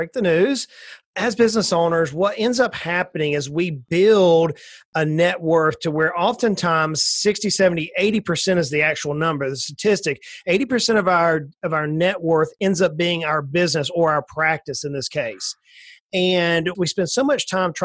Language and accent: English; South Georgia, United States; I grew up in South Georgia. I'm an old country boy that grew up on the swamps of near the Atlantic Ocean, just north of Florida by a little bit